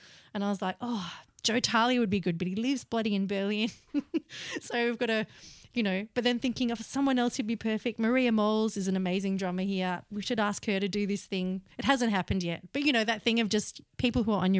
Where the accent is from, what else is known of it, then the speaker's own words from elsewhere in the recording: Melbourne, Victoria, Australia; I grew up in West Brunswick before it was the chic suburb it is now.